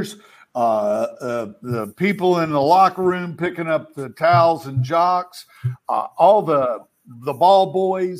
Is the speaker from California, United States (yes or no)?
no; Bluefield, West Virginia, United States; I was born in Bluefield, West Virginia